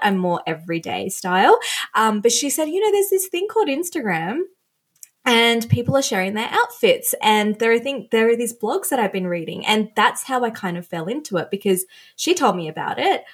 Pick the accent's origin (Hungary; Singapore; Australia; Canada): Australia; also born or lived in Sri Lanka; when we moved to Australia, I was 3, I was born in Sri Lanka.